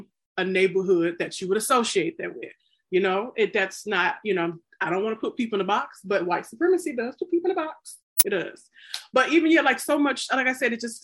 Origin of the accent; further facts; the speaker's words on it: the South, United States; I'm from the South